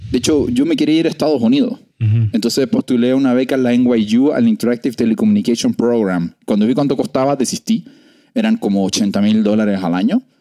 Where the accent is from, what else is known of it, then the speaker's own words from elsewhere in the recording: Valparaíso, Chile; moved away as an adult; now in Mexico; yo nací en Ozono, pero yo digo que soy de Valparaíso, se me preguntan.